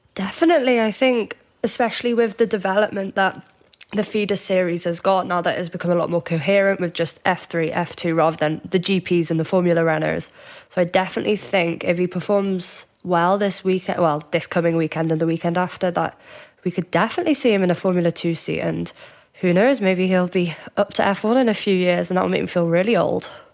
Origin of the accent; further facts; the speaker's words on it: Cheshire, North West England, United Kingdom; now in Glasgow, United Kingdom; I am actually from Cheshire near Liverpool, but I'm up in Glasgow